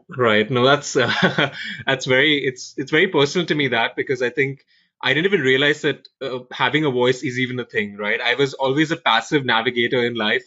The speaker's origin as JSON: {"language": "English", "country": "India", "moved": "yes", "said": "I'm originally from India."}